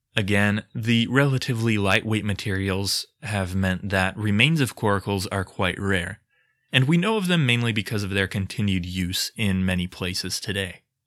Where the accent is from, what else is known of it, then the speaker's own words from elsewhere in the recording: United States; I'm too American for comfort